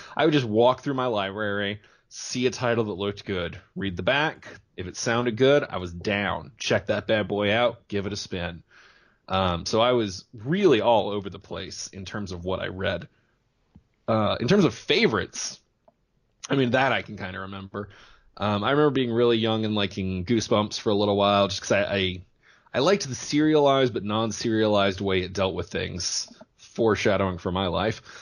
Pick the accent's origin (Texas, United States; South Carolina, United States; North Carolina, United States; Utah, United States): Texas, United States; small town southeast of Houston; from a small town that I'm guessing your listeners have never heard